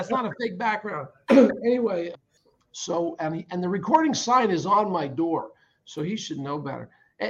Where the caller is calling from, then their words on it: Pennsylvania, United States; Right outside of Philadelphia.